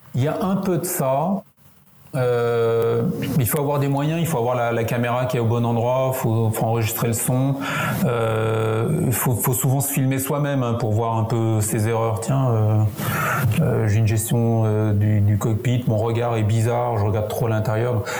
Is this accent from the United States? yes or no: no; France; accent: French; On se retrouve deux Français dans un avion. Alors c'est un avion qui était loué à Montréal, donc immatriculation canadienne, avec mon accent français